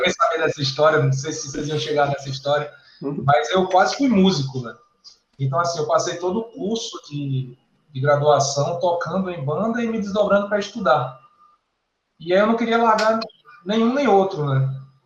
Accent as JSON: {"language": "Portuguese", "town": "Campina Grande", "region": "Paraíba", "country": "Brazil", "also_born_or_lived": "Brasília", "moved": "as an adult", "lives_now": "João Pessoa, Brazil", "said": "na universidade lá na minha cidade, Campina Grande, na, na Paraíba"}